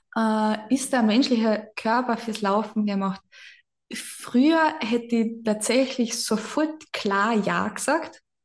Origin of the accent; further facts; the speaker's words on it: Carinthia, Austria; accent: Carinthian dialect; ich bin aus dem Süden Österreichs